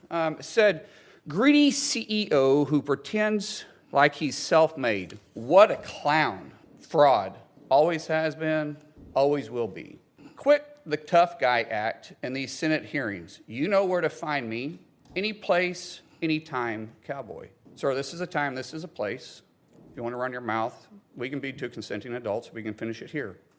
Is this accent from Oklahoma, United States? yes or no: yes; Oklahoma, United States; I'm a guy from Oklahoma first